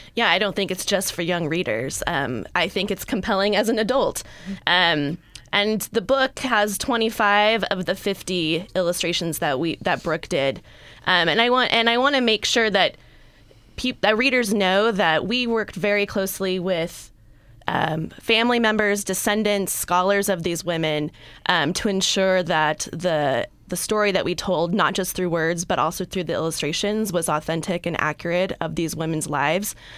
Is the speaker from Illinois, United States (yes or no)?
no; California, United States; I'm a native Californian